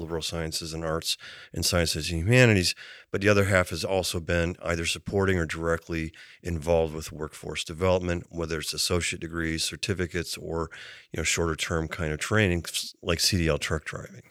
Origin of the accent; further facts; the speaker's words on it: Cattaraugus County, Western New York, United States; moved away as an adult; also born or lived in Caroline County, Maryland; now in Maryland, United States; I grew up in Western New York, um, after my, uh, parents had spent some time moving around. So, you know, both elementary and high school, went to a small rural high school